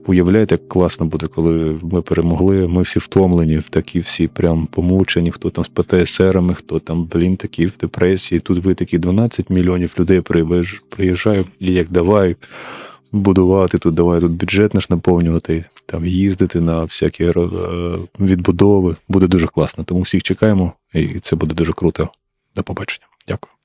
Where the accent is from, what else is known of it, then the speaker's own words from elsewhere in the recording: Kharkiv, Kharkiv Oblast, Ukraine; я сам з Харкова